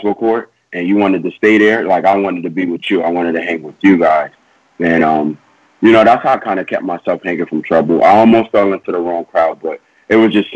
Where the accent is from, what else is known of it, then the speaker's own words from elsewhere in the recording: New York City, New York, United States; growing up in Queens, I'm from South Jamaica Houses